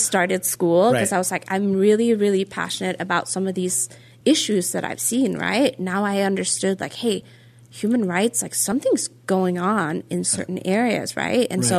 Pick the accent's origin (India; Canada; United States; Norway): Norway; And so because I'm Norwegian, we work with 24 hours, like military time, right?